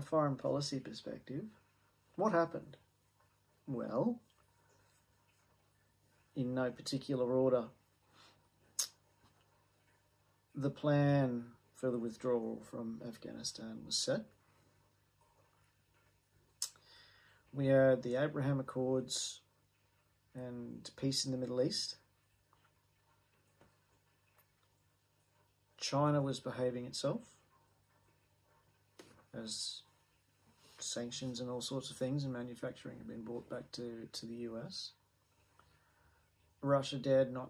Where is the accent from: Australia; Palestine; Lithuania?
Australia; an Australian